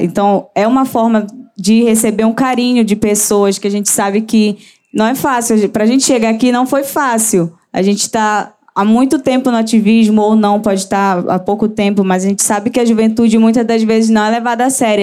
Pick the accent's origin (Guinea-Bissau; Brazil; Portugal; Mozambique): Brazil; Santarém, Pará; sou de Santarém, Pará, a terra do chão